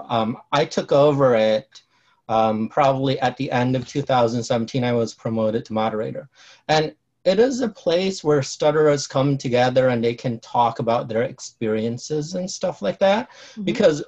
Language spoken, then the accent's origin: English; Cambodia; also born or lived in Chicago; now in San Jose, United States; I immigrated here in the 70s, late 70s. Mm-hmm. And I originally lived in Chicago after I came here from Cambodia. And then after college, I moved to the San Jose, California area.